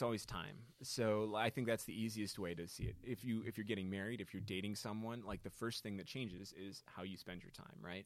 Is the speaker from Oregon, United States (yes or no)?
no; Naperville, Illinois, United States; moved away; my hometown is Naperville, Illinois, which is the form, the platonic form of suburb.